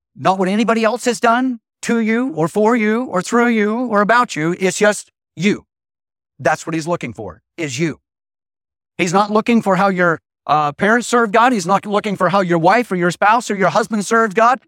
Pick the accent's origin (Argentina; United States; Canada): United States; Idaho; I was raised in Idaho.